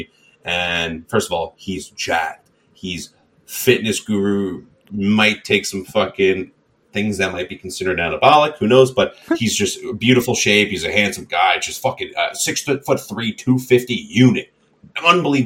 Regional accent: Long Island, New York, United States; We're all from Long Island here

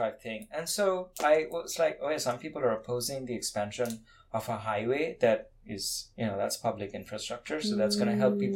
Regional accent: India; moved away as an adult; now in Austin, United States; I'm from India

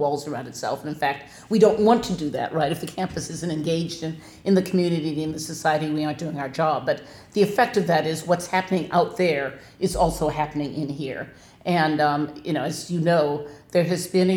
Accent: Minnesota, United States; now in Wisconsin, United States; I am from Minnesota

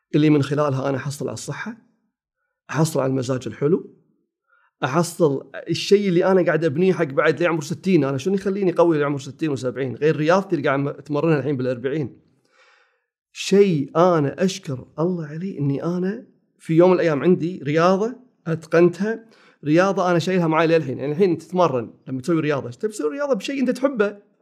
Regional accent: Kuwait; ثاني ابتدائي أولى ابتدائي بالكويت، روضة أولى

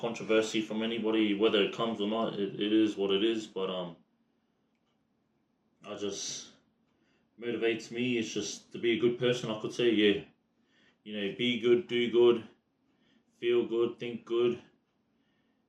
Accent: Brisbane, Queensland, Australia; Australian born, Brisbane district

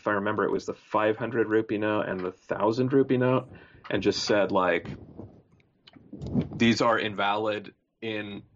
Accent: Pacific Northwest, United States; moved away as an adult; also born or lived in San Francisco Bay Area; I grew up in the Pacific Northwest

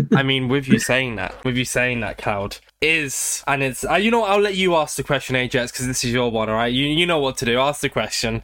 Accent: United Kingdom; I am British. I live in Britain

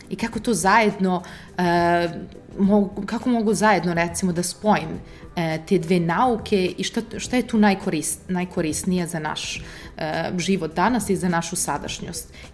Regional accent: Italy; first language Serbian; moved away; also born or lived in Serbia / Požarevac, Serbia / Oxford, United Kingdom; ja sam rođena u Italiji, da, a, i mama i tata su mi iz Srbije, e, tako da smo mi često leto i uvek dolazili na selo e, ovde kod nas

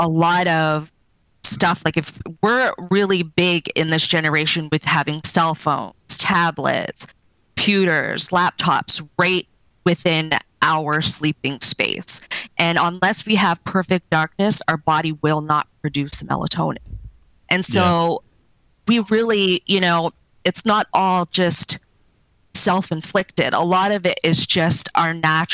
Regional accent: Nova Scotia, Canada; moved away as an adult; now in British Columbia, Canada; I grew up in Nova Scotia on the East Coast, and then I just sort of branched out here about 17 years ago

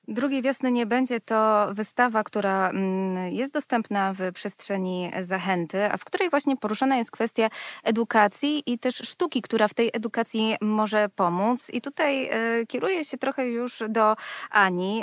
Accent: Warsaw, Masovian Voivodeship, Poland; Sama wychowałam się na warszawskiej Pradze

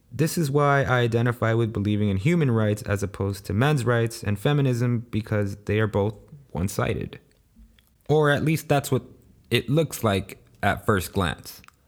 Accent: Los Angeles, California, United States; I was born and raised in South Central Los Angeles, also known as the ghetto.

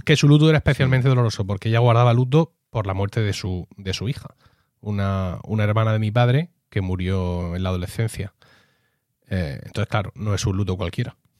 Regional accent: Blanca, Region of Murcia, Spain; pueblo es Blanca, mi pueblo, 6.000 habitantes

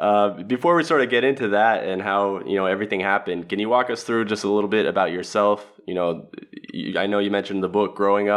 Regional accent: Los Angeles, California, United States; born or raised there; moved away as an adult; now in Zagreb, Croatia

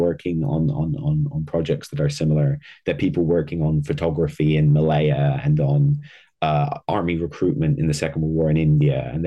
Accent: Netherlands; I'm from the Netherlands.

